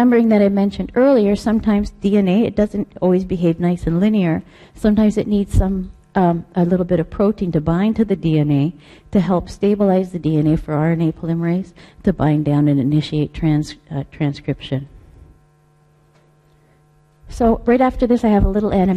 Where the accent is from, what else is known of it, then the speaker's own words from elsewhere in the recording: Canada; I'm Canadian